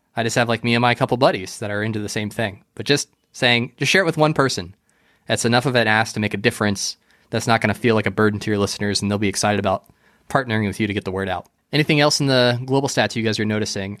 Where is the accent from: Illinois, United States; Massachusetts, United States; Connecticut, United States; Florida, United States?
Florida, United States; I grew up and I was raised here, so I'm, I'm definitely a Florida boy